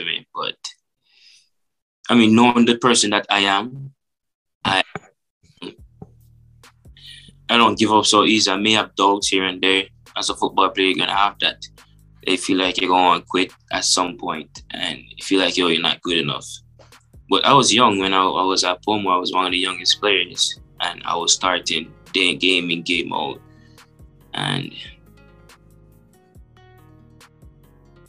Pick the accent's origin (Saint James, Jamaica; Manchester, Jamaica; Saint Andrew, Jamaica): Saint James, Jamaica; Montego Bay; when I was younger, growing up in Montego Bay